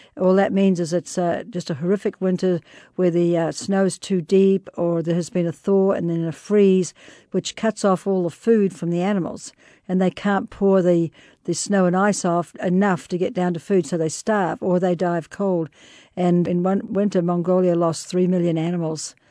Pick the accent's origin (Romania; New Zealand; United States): New Zealand; moved away; I was born and raised in New Zealand